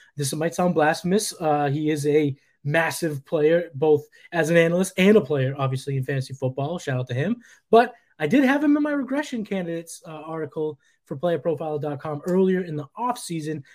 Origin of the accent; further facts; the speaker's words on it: New England, United States; I'm from New England